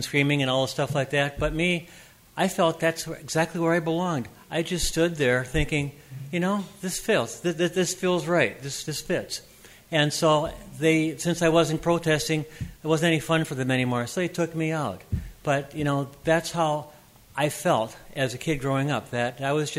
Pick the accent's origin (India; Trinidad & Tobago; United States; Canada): United States; Minneapolis, Minnesota; I was born in Minneapolis